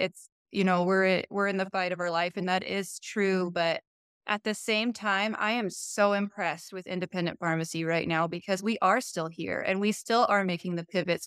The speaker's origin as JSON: {"language": "English", "region": "Montana", "country": "United States", "tie": "born or raised there", "said": "after graduation, um, came home to my hometown and kind of stepped into a management role"}